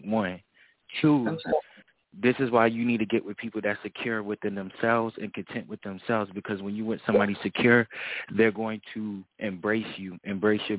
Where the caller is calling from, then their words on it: Melbourne, Florida, United States; calling from Florida. You already know Florida